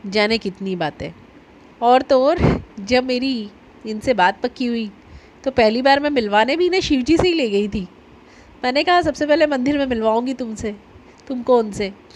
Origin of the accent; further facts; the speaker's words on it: Ujjain, Madhya Pradesh, India; also born or lived in Omkareshwar; चूँकि मैं तो उज्जैन से हूँ महाकाल की नगरी से हूँ